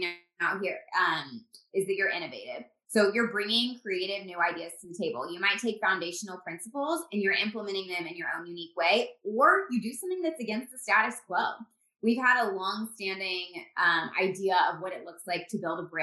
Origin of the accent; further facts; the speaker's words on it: Indiana, United States; moved away as an adult; also born or lived in Phoenix, Arizona; We're from Indiana